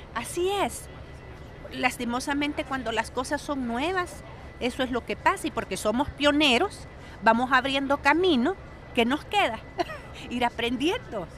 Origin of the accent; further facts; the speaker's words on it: El Salvador; soy salvadoreña.